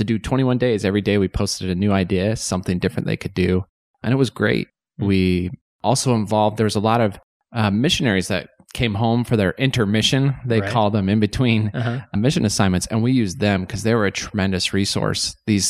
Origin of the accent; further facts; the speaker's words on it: Shelley, Idaho, United States; So I grew up in Eastern Idaho, a small little town, Shelley. So Russets for all you Russets.